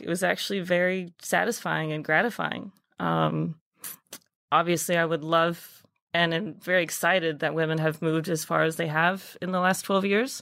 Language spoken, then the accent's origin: English; Dallas, Texas, United States; moved away as an adult; now in New York, United States; I'm originally from Dallas, Texas. Um, grew up playing a bunch of sports, did my culinary program at my high school